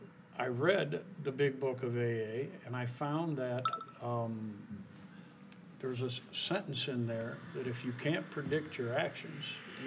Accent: Taylor, United States; I was born and raised in Taylor.

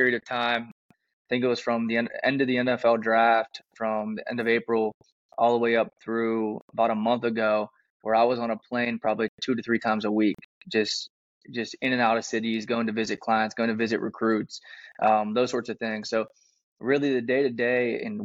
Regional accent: Pittsburgh, Pennsylvania, United States; moved away; I'm originally from Pittsburgh, Pennsylvania

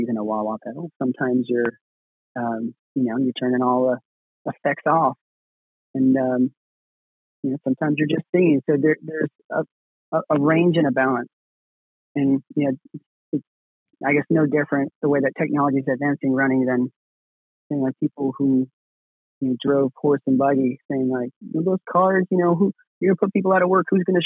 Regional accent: New York, United States; I grew up in New York

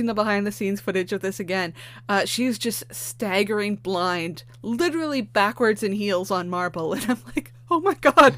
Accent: Canada; being a Canadian

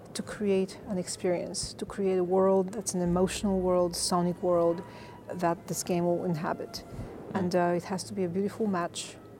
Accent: Bulgaria; moved away as an adult; also born or lived in North Carolina, United States; now in Los Angeles, United States; I was born and raised in Bulgaria, yeah. Eastern Europe. I came to the States 25 years ago to Duke University

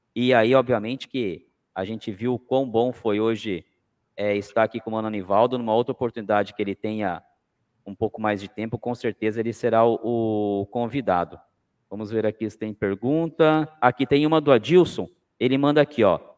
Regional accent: Cananéia, São Paulo, Brazil; moved away; Eu tive agora em janeiro na minha terra, Cananéia

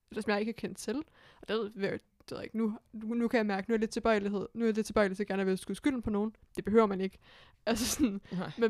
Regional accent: Hillerød, Capital Region of Denmark, Denmark; jeg voksede op i Hillerød

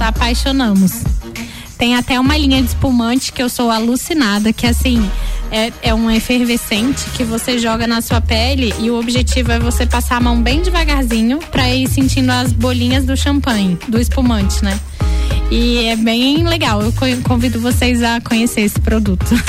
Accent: Brasília, Federal District, Brazil; moved away as an adult; now in Lages, Brazil; eu sou de Brasília, como dizem, né, lá de cima

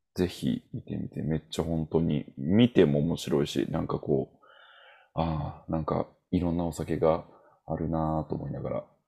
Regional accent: Osaka, Japan; 俺は何は大阪人やからさ

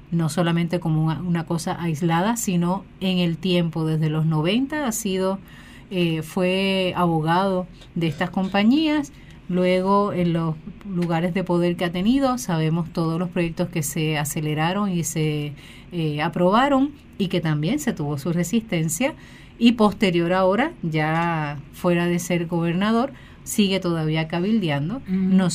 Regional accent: Puerto Rico

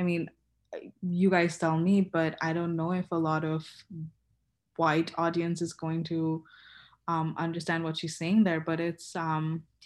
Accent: Kolkata, West Bengal, India; moved away as an adult; I've only been back once, been home once since I moved here, and home is India, Calcutta

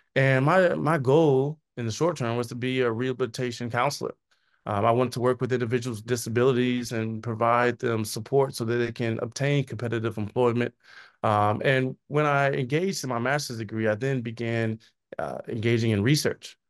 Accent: Chicago, Illinois, United States; I was born in Chicago, went to high school in the south suburbs of Chicago

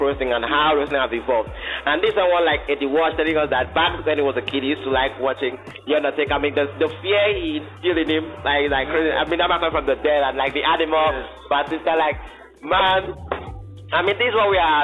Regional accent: Nigeria; as a Nigerian

